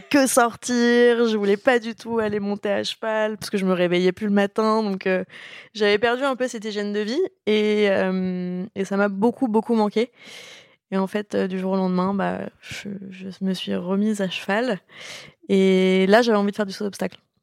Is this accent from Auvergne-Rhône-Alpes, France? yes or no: no; Paris, Île-de-France, France; also born or lived in Gentilly; je suis née à Paris, donc en même temps, je pouvais pas renier mes origines.